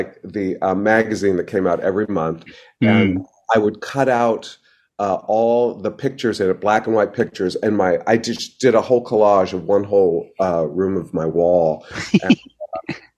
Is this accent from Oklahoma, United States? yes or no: no; Idaho, United States; I was growing up in Idaho at the time